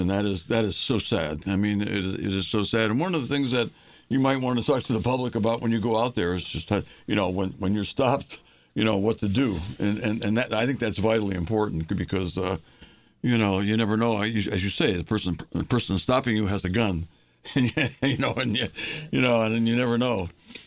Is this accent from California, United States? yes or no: no; New Britain, Connecticut, United States; I grew up in New Britain